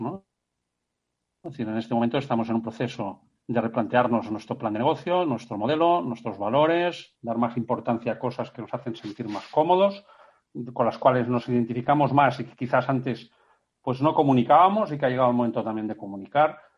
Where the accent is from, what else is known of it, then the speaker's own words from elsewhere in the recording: Menorca, Balearic Islands, Spain; todos somos de Menorca y el Mediterráneo forma parte de nuestro ADN